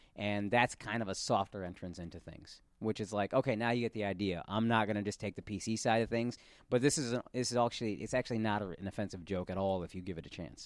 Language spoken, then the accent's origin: English; Texas, United States; I'm from Texas